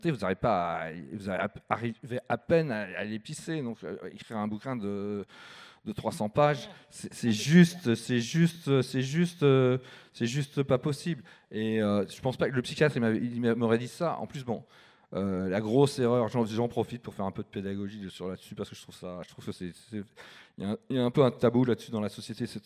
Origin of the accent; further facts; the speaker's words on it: Paris, Île-de-France, France; born there; Alors moi, je suis né à Paris. À 6 ans, j'avais déjà déménagé 6 fois.